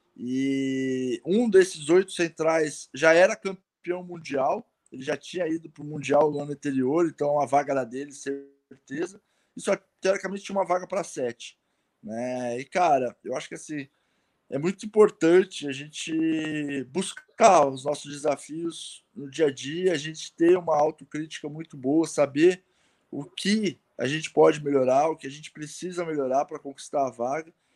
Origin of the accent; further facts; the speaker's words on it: Osasco, São Paulo, Brazil; also born or lived in Pirituba, São Paulo; Eu morava em Osasco